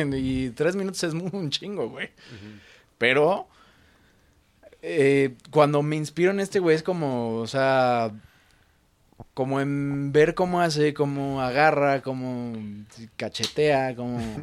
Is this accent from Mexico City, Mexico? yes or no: yes; Mexico City, Mexico; como chilango